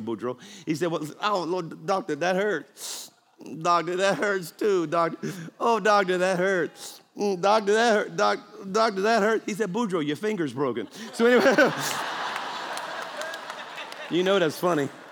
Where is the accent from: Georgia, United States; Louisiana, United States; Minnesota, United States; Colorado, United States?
Louisiana, United States; South; moved away; I'm actually from South Louisiana, which means I'm a Cajun.